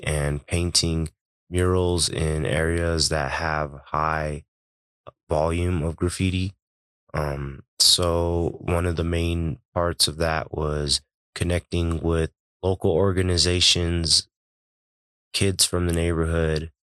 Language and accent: English; Denver, Colorado, United States; I was born and raised in Globeville.